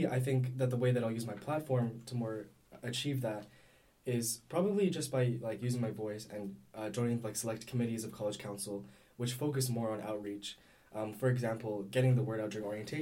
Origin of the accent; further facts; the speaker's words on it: Canada; I'm from Canada